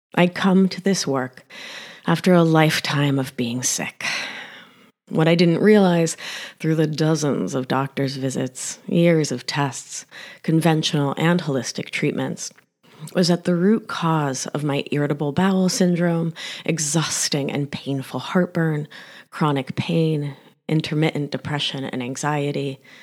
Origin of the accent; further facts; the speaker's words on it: Rhode Island, United States; accent: thick Argentine accent; also born or lived in Mar del Plata, Argentina / West Philadelphia; Growing up in the great state of Rhode Island was lonely